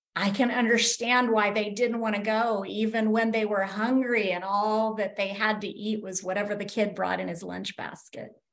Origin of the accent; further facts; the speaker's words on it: Kansas, United States; moved away; When I was growing up in Kansas